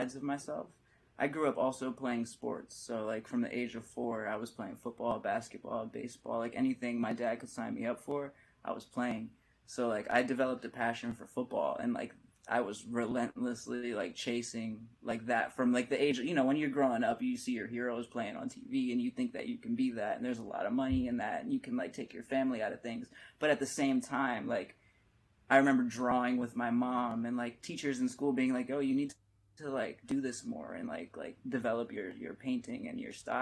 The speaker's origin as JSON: {"language": "English", "town": "Allentown", "region": "Pennsylvania", "country": "United States", "moved": "yes", "lives_now": "California, United States", "said": "I'm from Allentown, Pennsylvania. I say Philly because it's the most recognizable city, but Allentown, Pennsylvania in the Lehigh Valley, like, you don't typically see artists come out of there"}